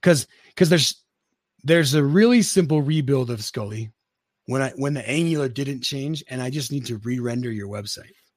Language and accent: English; Utah, United States; I'm from Utah